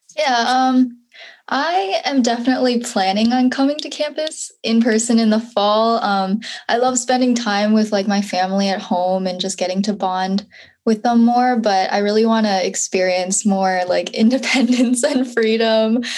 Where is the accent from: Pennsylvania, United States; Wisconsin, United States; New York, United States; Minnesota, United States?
Wisconsin, United States; Madison; I'm from Madison, Wisconsin